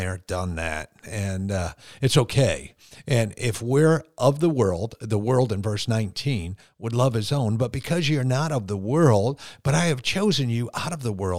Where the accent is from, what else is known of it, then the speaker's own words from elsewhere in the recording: United States; as an American Christian